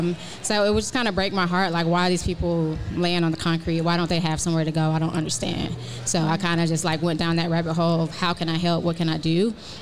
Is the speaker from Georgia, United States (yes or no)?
yes; Atlanta, Georgia, United States; Born and raised.